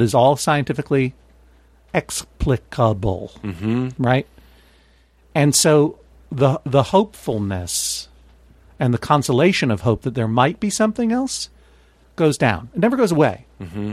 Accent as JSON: {"language": "English", "town": "Brookline", "region": "Massachusetts", "country": "United States", "tie": "born or raised there", "said": "growing up in Brookline"}